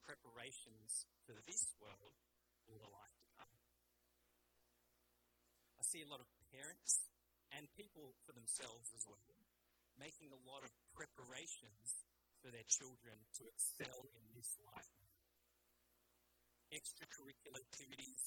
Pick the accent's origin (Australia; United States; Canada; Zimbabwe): Australia; also born or lived in England; My parents, Malaysian Chinese, I was born in England, grew up in Australia.